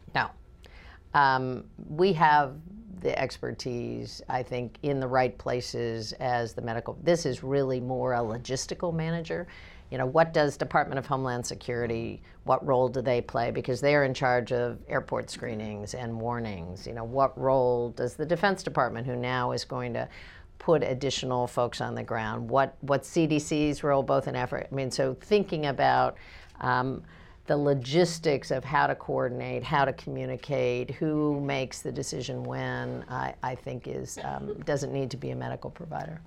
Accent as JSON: {"language": "English", "region": "Kansas", "country": "United States", "said": "I'm a Democrat from Kansas"}